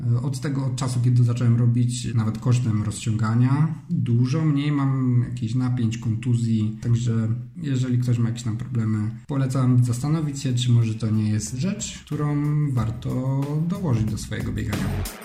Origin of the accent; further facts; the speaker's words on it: Silesian Voivodeship, Poland; Mieszkam e, i wychowałem się na Śląsku